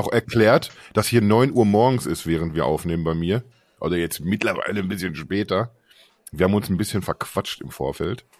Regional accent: Unna, North Rhine-Westphalia, Germany; moved away; ich komme ursprünglich aus, aus Unna, das ist eine Stadt mit, mit 60.000 Menschen

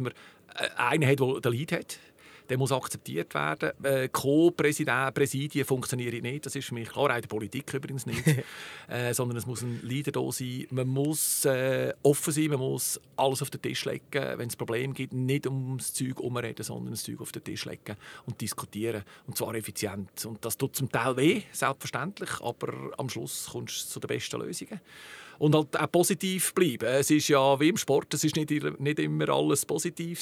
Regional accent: Zug, Switzerland; Bin ein rassereiner Zucker, geboren in Zug, sechzig Jahre in Zug jetzt

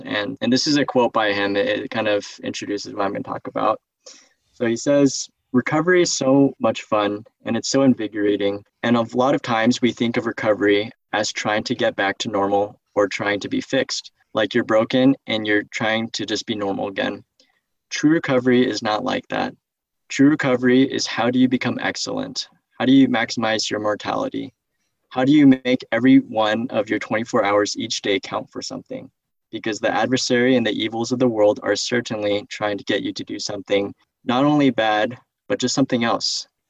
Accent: San Jose, California, United States; moved away; also born or lived in Taipei, Taiwan; I am 22 years old. I am from San Jose, California, so Bay Area. I served a mission in Taipei, Taiwan, Mandarin speaking.

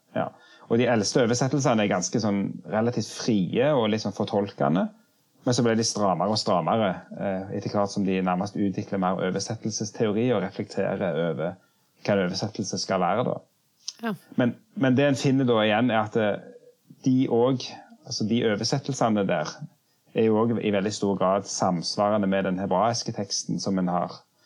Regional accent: Jørpeland, Rogaland, Norway; moved away as an adult; now in Oslo, Norway; jeg kommer opprinnelig fra Rogaland, fra Ryfylke, Jørpeland.

